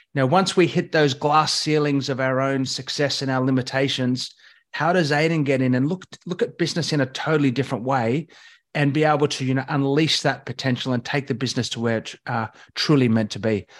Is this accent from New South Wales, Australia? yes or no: yes; Katoomba, New South Wales, Australia; growing up in Katoomba